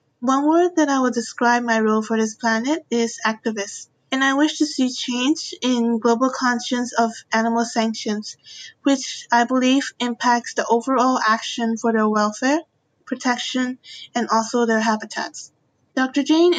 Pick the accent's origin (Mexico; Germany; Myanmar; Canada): Myanmar; I'm from Myanmar.